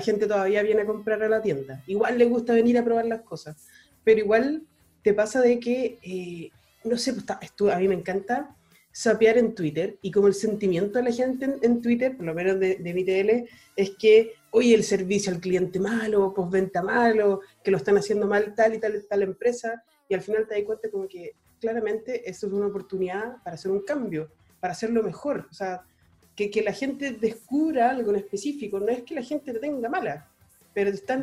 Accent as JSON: {"language": "Spanish", "country": "Chile", "said": "somos chilenos"}